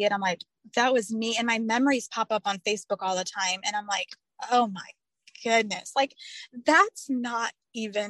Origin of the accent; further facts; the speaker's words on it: Indiana, United States; now in Alabama, United States; I live in Alabama now. I'm originally from Indiana